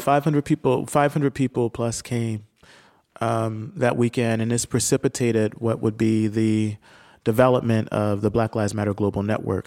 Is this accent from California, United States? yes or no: no; Camden, New Jersey, United States; moved away